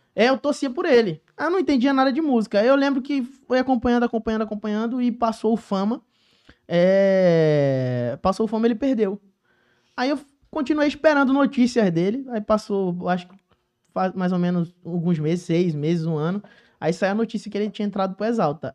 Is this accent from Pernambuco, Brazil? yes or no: yes; Joaquim Nabuco, Pernambuco, Brazil; now in Rio de Janeiro, Brazil; eu sou cria lá de Joaquim Nabuco, Pernambuco, minha terra, lugar que eu tanto amo